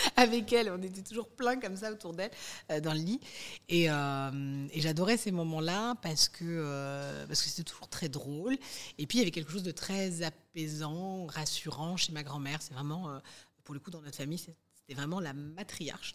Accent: Colombes, Île-de-France, France; on a grandi, euh, à Colombes, dans le quatre-vingt-douze

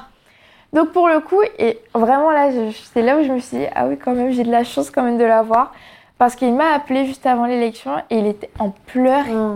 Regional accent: Guadeloupe; moved away as an adult; now in Paris, France; quand j'étais en Guadeloupe

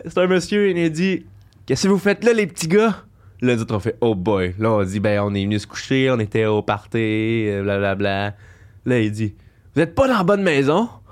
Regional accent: Coaticook, Quebec, Canada; je viens de Kwaticook, un coin très chasseur

